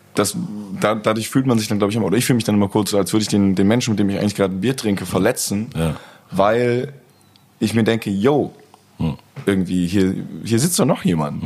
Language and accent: German; Cologne, North Rhine-Westphalia, Germany; meine Heimatstadt